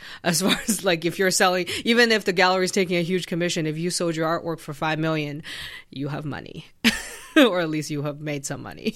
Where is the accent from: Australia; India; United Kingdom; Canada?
Canada; I'm Canadian